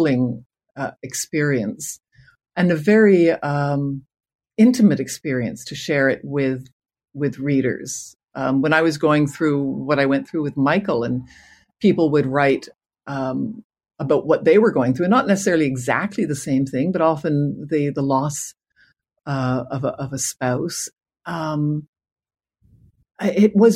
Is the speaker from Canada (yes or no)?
yes; Canada; as a Canadian